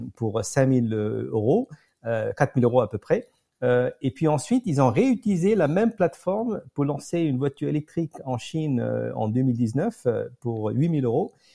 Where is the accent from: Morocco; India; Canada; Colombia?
India; Pondicherry, Puducherry; moved away; also born or lived in France / United States; j'ai grandi à Pondichéry, euh, un ancien comptoir mhm. français dans le sud de l'Inde